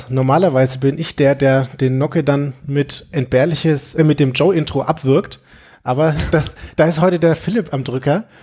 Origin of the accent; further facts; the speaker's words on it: Nuremberg, Bavaria, Germany; Ja, ich bin auch der … und ich bin auch aus Nürnberg